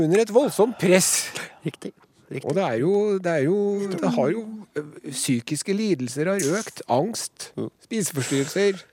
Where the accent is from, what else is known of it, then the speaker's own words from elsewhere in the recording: Trøndelag, Norway; oss trøndere